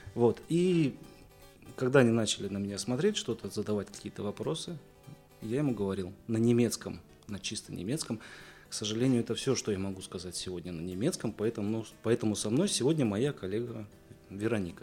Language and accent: Russian; Bryansk, Bryansk Oblast, Russia; я из Брянска, кузнец